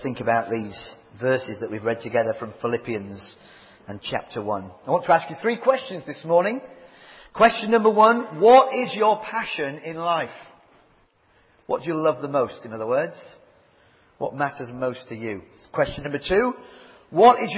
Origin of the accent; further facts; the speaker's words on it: Leeds, Yorkshire and the Humber, United Kingdom; I do come from Leeds. But I'm also a Yorkshireman